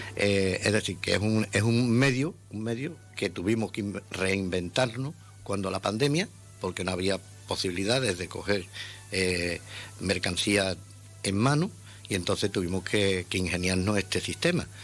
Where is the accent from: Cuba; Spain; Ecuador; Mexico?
Spain; Ceuta; yo soy ceutí de nacimiento y, y criado aquí en Ceuta